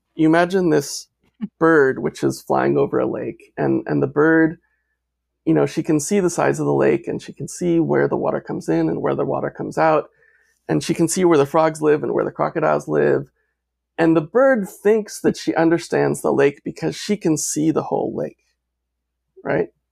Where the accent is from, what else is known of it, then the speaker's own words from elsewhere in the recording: United States; as an American, as a white male